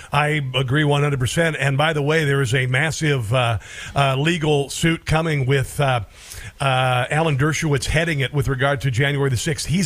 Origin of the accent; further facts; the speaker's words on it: Iowa, United States; I grew up in Iowa, okay, so I know a little bit about corn and ethanol.